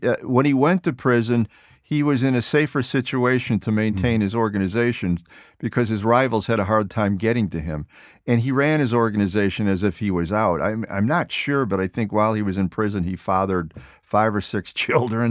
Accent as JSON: {"language": "English", "town": "Chicago", "region": "Illinois", "country": "United States", "tie": "born or raised there", "moved": "yes", "said": "Chicago, my hometown"}